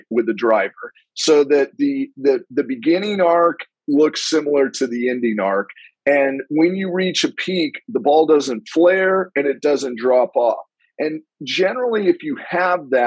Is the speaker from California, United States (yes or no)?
yes; Palm Springs, California, United States; now in San Diego, United States; growing up in Palm Springs